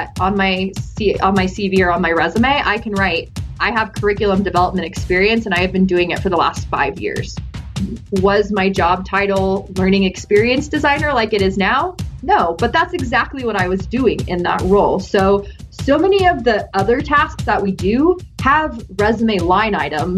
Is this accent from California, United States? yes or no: yes; Summerland, California, United States; I'm originally from Southern California, a small little beach town named called Summerland, actually, and I grew up on the beach